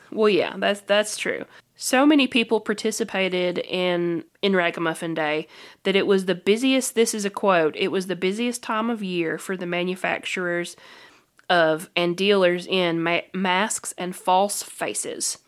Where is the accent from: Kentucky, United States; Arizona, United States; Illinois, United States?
Kentucky, United States; we're from Kentucky.